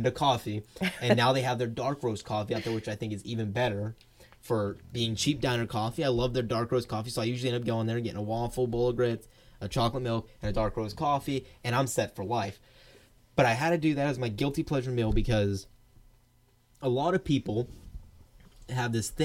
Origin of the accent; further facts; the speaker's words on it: Georgia, United States; my home state of Georgia